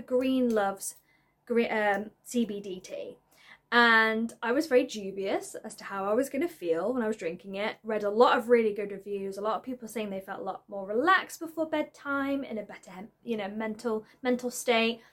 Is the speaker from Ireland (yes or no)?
no; Isle of Man; moved away; I am originally from the Isle of Man, and I kind of still class that as home because the majority of my family live there.